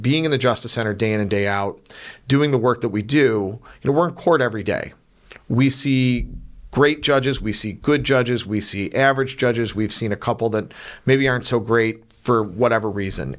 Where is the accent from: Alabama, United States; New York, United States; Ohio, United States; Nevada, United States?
Ohio, United States; North Olmsted; I grew up in North Olmsted